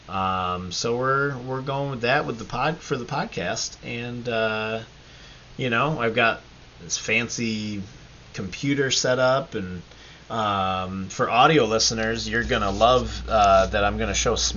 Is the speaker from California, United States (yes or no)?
no; Batavia, New York, United States; now in Syracuse, United States; we grew up in Batavia together